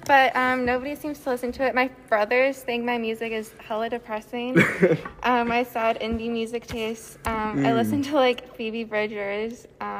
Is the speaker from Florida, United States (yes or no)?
no; Plymouth, Minnesota, United States; I grew up in Plymouth outside the Twin Cities, or in the Twin Cities actually.